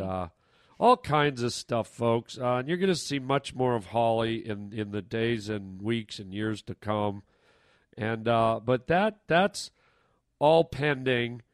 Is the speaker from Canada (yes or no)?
yes; Canada; I'm Canadian